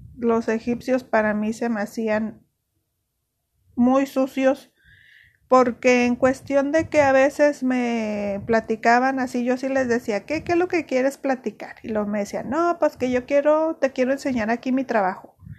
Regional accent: Mexico; also born or lived in Ciudad Juárez, Chihuahua; aquí nosotros somos mexicanos, a todo le ponemos chile

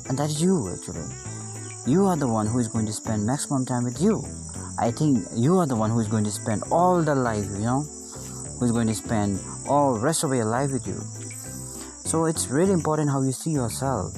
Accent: Bhutan; I'm from Bhutan

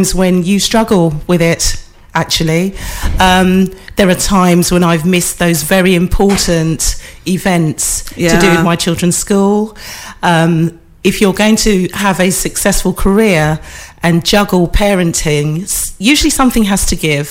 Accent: London, United Kingdom; I was born in the East London area. I was raised in the East London area. I schooled in the East London area, and I still live in the East London area.

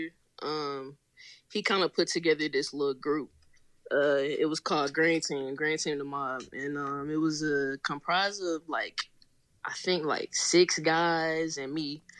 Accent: Nashville, Tennessee, United States; moved away as an adult; now in Atlanta, United States; I'm from Nashville, Tennessee. I'm in Atlanta now. I came out here, I believe, 2014.

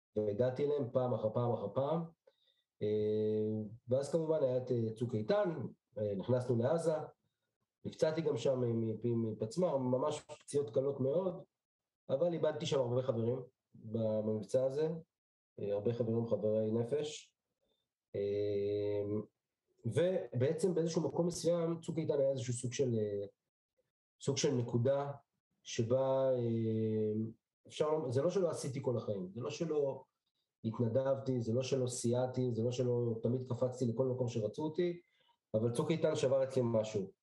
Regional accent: Petah Tikva, Central District, Israel; also born or lived in Bnei Brak; נולדתי בשנת תשע עשרה שמונים וארבע בבני ברק, במשפחה דתית לאומית.

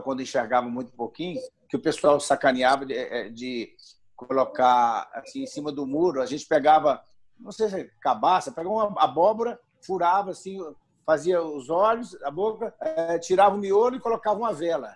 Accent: Minas Gerais, Brazil; accent: mineiro; O mineiro, o mineiro ele se destaca com o sotaque. A gente tem mania de compactar as palavras

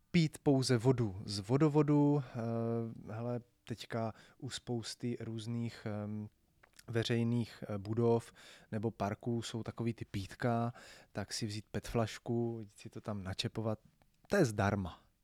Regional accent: Brno, South Moravian Region, Czechia; když my jsme z Brna

